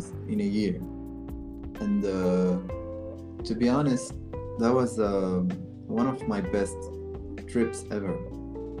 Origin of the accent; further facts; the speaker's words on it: Morocco; I'm from Morocco